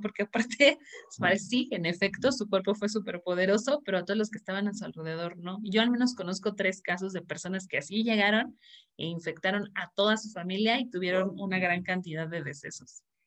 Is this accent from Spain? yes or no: no; Mexico; para mí como, como como mexicana